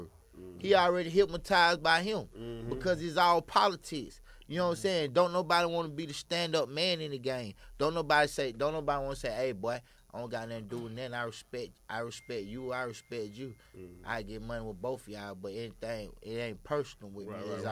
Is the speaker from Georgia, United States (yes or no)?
yes; Atlanta, Georgia, United States; But I'm from Hollywood Road, Perry Boulevard.